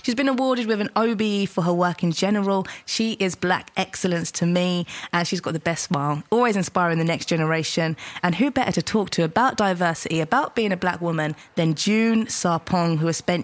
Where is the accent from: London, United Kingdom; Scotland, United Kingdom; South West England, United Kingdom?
London, United Kingdom; I grew up in Southeast London